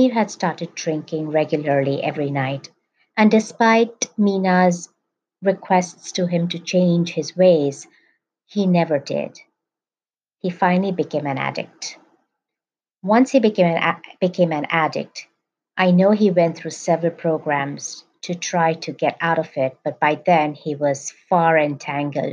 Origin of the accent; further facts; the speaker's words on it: Mumbai, Maharashtra, India; I grew up in Mumbai, India